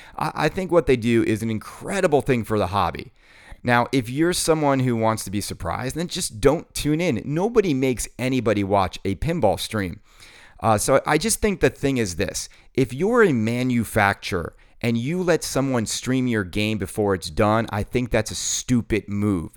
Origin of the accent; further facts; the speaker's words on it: New York City, New York, United States; my hometown in New York City